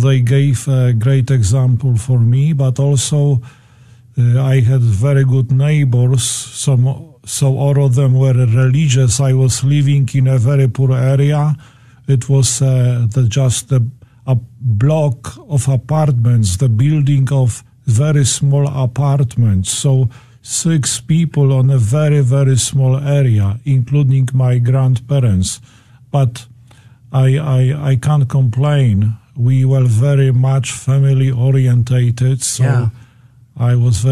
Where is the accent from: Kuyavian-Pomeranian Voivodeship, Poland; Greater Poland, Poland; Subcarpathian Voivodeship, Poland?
Kuyavian-Pomeranian Voivodeship, Poland; Toruń; accent: Polish; English is a second language; I was born in Poland, in Toruń